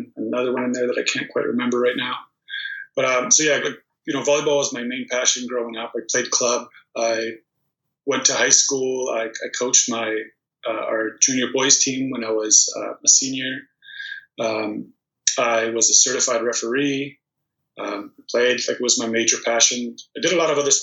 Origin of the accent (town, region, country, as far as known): Toronto, Ontario, Canada; born or raised there; also born or lived in Prudnik, Poland